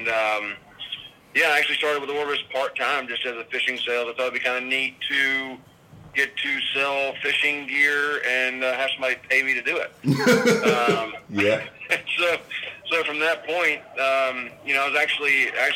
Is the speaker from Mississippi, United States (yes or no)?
yes; Mississippi Delta, United States; I grew up in the Mississippi Delta, was born up there